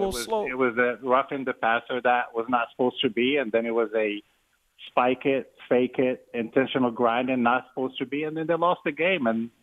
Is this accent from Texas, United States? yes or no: no; Charlotte, North Carolina, United States; But obviously I'm from Charlotte.